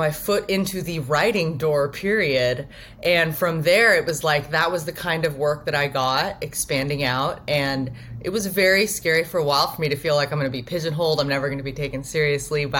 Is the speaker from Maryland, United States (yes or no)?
no; Roseburg, Oregon, United States; now in Portland, United States; I am from Southern Oregon, a small town called Roseburg. And I did sort of grow up